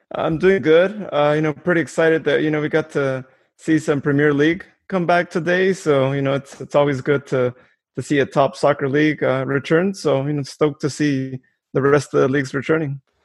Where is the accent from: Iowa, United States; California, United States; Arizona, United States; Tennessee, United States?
California, United States; Modesto; I'm also from Modesto